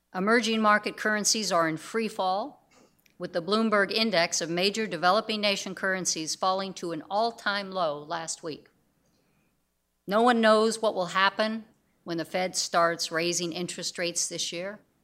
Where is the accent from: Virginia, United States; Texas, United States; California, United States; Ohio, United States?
California, United States; Southern; I was a teenager growing up in Southern California